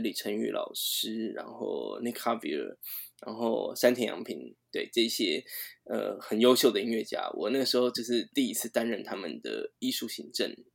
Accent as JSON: {"language": "Chinese", "country": "Taiwan", "said": "我们台湾人"}